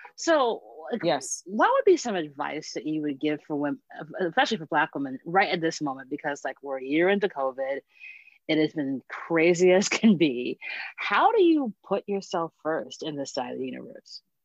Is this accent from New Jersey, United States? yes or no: no; Hempstead, New York, United States; I grew up in Hempstead